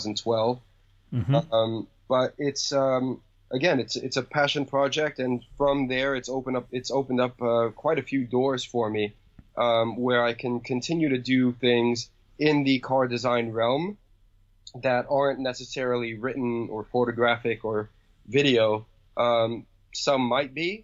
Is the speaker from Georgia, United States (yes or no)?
no; New York City, New York, United States; was born and raised in New York City.